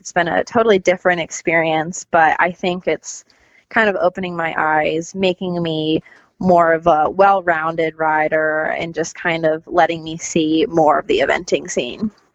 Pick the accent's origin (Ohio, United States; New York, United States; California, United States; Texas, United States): California, United States; Northern; moved away; I'm a California born and raised eventer. Um, I lived in Northern California